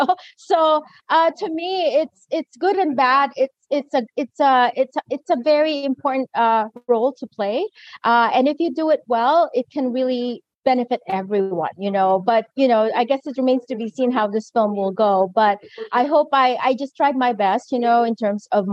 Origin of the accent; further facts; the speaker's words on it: Philippines; my identity as Filipina and colonized identity